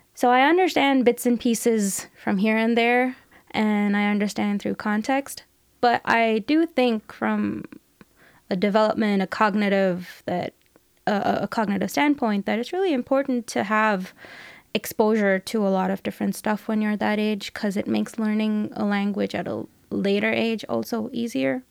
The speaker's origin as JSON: {"language": "English", "town": "New Delhi", "region": "Delhi", "country": "India", "tie": "born or raised there", "also_born_or_lived": "Hong Kong / Australia", "moved": "yes", "said": "I was born in New Delhi, in India"}